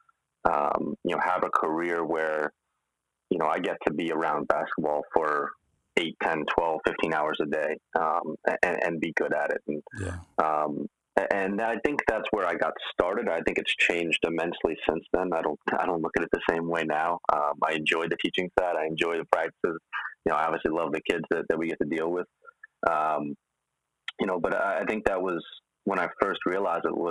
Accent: New York City, New York, United States; I'm from Manhattan

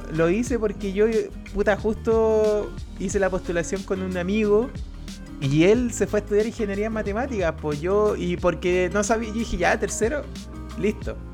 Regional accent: Curicó, Maule, Chile; moved away as an adult; now in Santiago, Chile; yo soy de Curicó

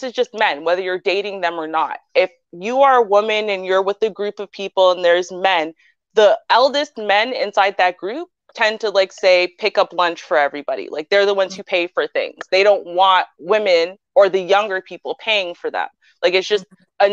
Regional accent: Canada; because I'm Jamaican-Canadian.

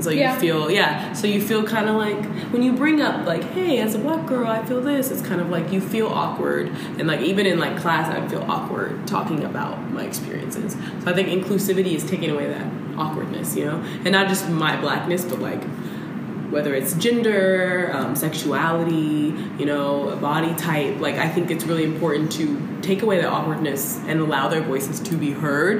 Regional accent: Louisville, Kentucky, United States; I grew up, like, I'm originally from Kentucky, Louisville, Kentucky

